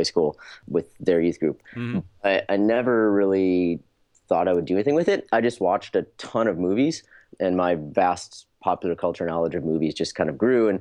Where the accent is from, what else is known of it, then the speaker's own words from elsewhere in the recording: Perrysburg, Ohio, United States; moved away as an adult; also born or lived in Bowling Green, Ohio; now in Los Angeles, United States; I grew up in a town called Perrysburg, Ohio, pretty small, near Toledo in the northwest part of the state